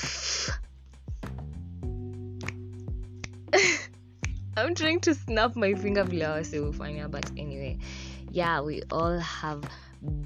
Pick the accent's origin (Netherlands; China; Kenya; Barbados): Kenya; first language Swahili; English is a second language; One time for Islands, by the way. I was raised there